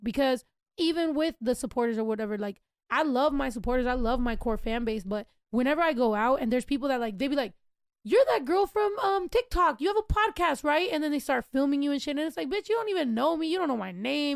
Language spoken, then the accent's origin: English; California, United States; I was born in Cali. Like I am a California person